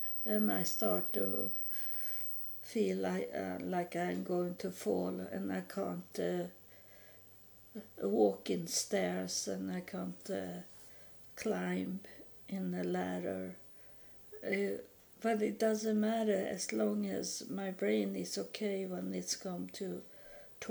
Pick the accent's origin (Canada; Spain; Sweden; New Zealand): Sweden; moved away as an adult; also born or lived in United States; I live in Sweden. I'm from Sweden, but I was in the United States homeless for 3.5 years